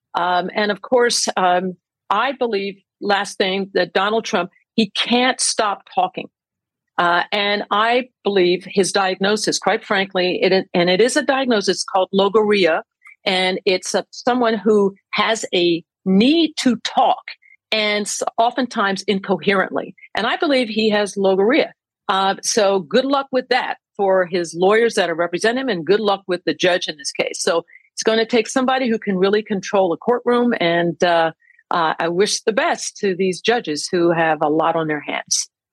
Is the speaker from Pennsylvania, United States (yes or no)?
yes; Pennsylvania, United States; where I grew up in Pennsylvania